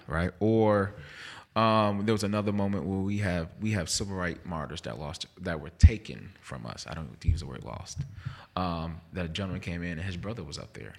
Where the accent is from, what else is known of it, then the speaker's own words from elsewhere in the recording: Jersey City, New Jersey, United States; moved away as an adult; also born or lived in North Carolina / Mississippi; now in Jackson, United States; I am from Jersey City, New Jersey.